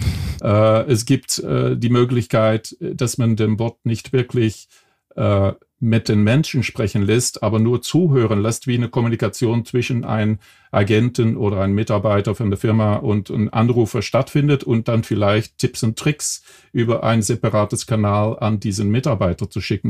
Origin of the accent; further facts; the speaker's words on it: Belgium; accent: Belgian; German is a second language; moved away; ich bin eigentlich Belgier vom äh, Geburt her. Äh, nach 30 Jahren habe ich meinen Akzent immer noch nicht